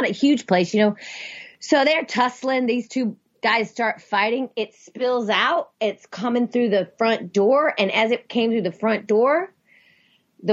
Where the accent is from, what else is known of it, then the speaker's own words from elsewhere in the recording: the South, United States; I grew up in the South.